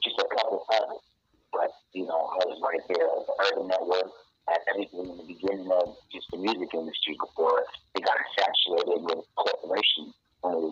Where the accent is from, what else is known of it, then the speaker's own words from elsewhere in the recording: Los Angeles, California, United States; I was born here, but I was raised out in the 818